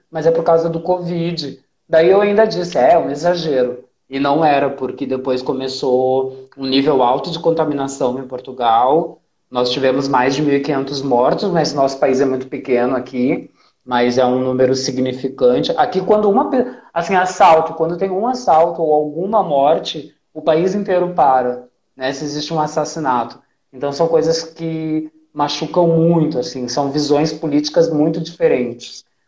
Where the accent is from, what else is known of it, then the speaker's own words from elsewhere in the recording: Mathias Velho, Rio Grande do Sul, Brazil; lá na Matias Velho, onde eu nasci